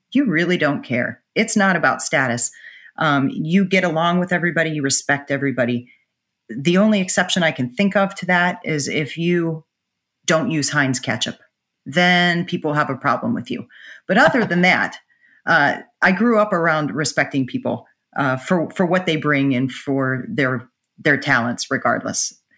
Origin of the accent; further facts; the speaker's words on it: Pittsburgh, Pennsylvania, United States; moved away; where I grew up in Pittsburgh